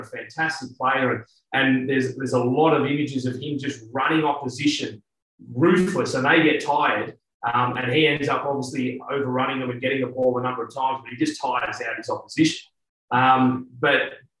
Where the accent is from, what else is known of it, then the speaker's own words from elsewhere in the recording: Australia; accent: Australian; Being an Australian coach